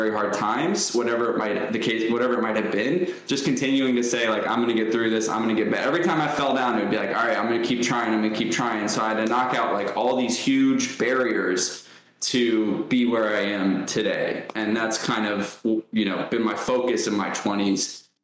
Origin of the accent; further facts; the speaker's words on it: Ohio, United States; also born or lived in New York; I grew up in New York till the age of 6 and then moved to Ohio.